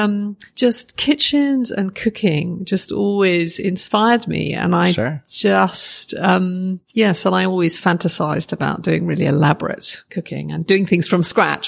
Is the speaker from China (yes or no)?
no; Oxford, South East England, United Kingdom; I grew up in Oxford, uh-huh. which is an academic city.